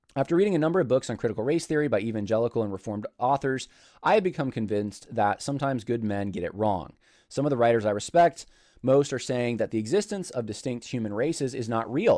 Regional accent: United States; From, from the United States

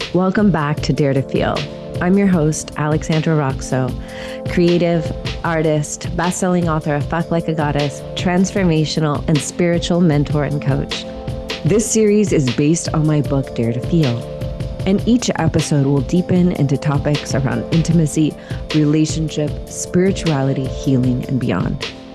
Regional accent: Marietta, Georgia, United States; I'm from Marietta

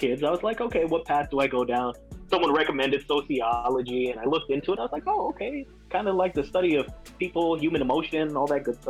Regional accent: Sunrise, Florida, United States; also born or lived in Miramar, Florida; So I moved from Sunrise to Miramar. Right after eighth grade.

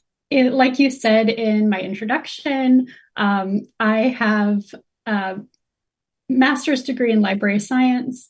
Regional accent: North Carolina, United States; I was born and raised in North Carolina

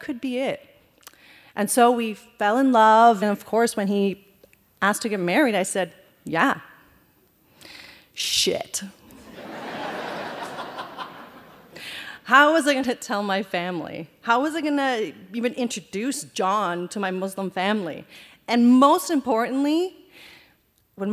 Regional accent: Canada; also born or lived in Afghanistan / Iran / India; Growing up in Canada

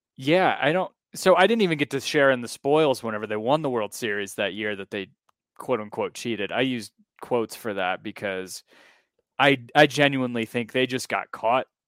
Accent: United States; also born or lived in Alabama / South Carolina; growing up in Alabama and South Carolina

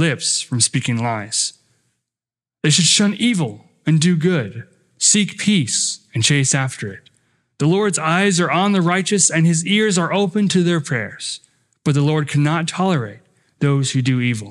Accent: Rapid City, South Dakota, United States; I grew up in Rapid City, South Dakota, attending South Canyon Lutheran Church.

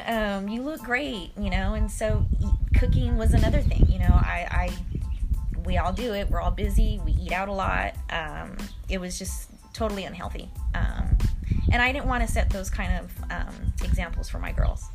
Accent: Stockton, California, United States; also born or lived in Oakland, California; I'm from Stockton. Um, I was born in Oakland, raised in Stockton.

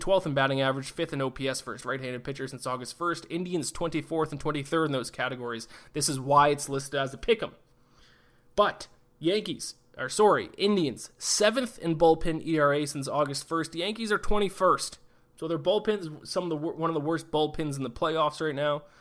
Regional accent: Canada; I'm Canadian

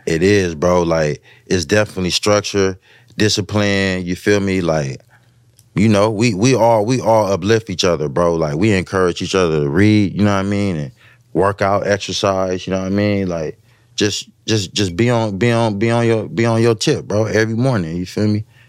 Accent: West Coast, United States; I'm from the West

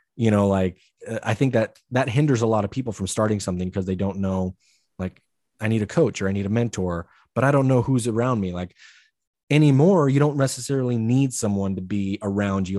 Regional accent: Idaho, United States; growing up in Idaho, everybody hunts

